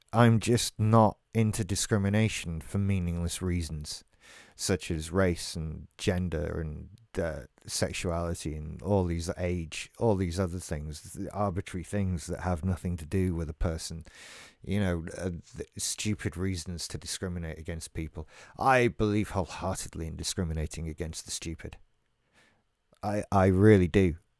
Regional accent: England, United Kingdom; I'm English. I live in Great Britain.

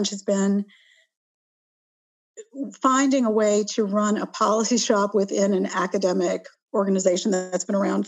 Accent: New Orleans, Louisiana, United States; moved away as an adult; also born or lived in Washington, D.C.; I'm from New Orleans, and of course, Louisiana has a lot of pollution from power plants, chemical plants, petroleum.

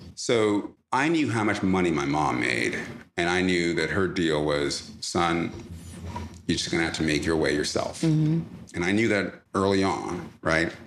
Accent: East Orange, New Jersey, United States; also born or lived in Jamaica; grew up in East Orange, New Jersey

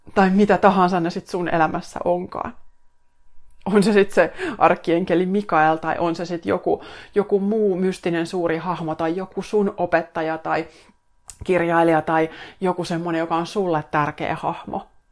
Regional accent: Finland; mä tuun Suomesta tänne näin

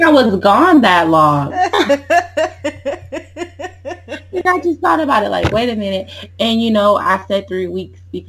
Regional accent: Lansing, Michigan, United States; moved away as an adult; now in Atlanta, United States; I am from Lansing, Michigan. I currently live in Atlanta

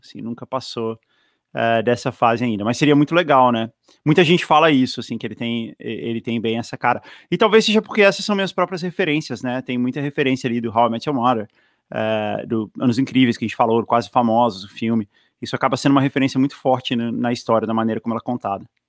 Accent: Brasília, Federal District, Brazil; moved away; also born or lived in São Paulo; é a minha cidade, assim, é onde eu me sinto

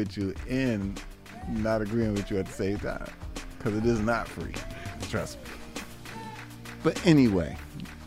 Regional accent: Boston, Massachusetts, United States; I'm a Bostonian

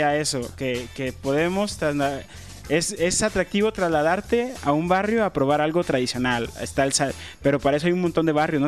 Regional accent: Guadalajara, Jalisco, Mexico; nací en Santa Tere, en el Hospital Ayala, crecí en Santa Tere

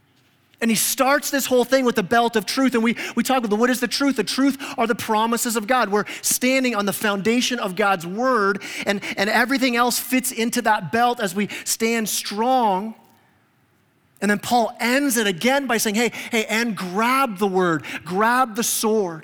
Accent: Canada; now in Huntsville, United States; I'm Canadian

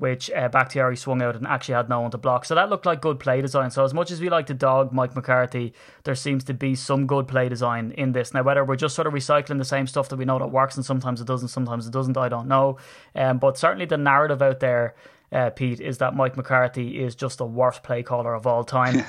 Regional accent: Ireland; I'm Irish

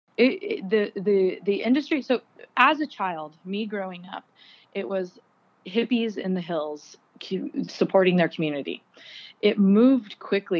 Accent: Park City, Utah, United States; also born or lived in Garberville, California; I was raised in Park City, Utah.

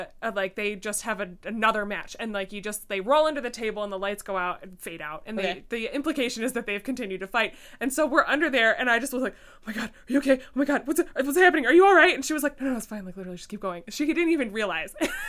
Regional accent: Ireland; accent: Irish; I was like, with my Irish accent, like, water, WTH!

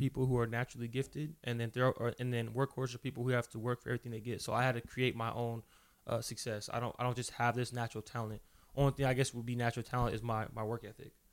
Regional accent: Fontana, California, United States; also born or lived in Los Angeles, California; From, uh, Southern California, born in the L A. Uh, but I'm really from Fontana, California

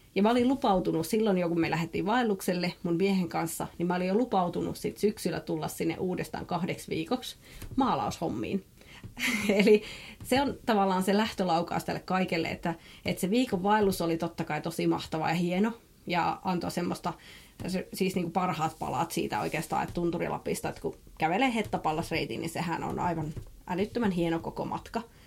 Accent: Savonia, Finland; also born or lived in Jyväskylä, Finland; now in Tankavaara, Finland; mä oon kotoisin Savosta

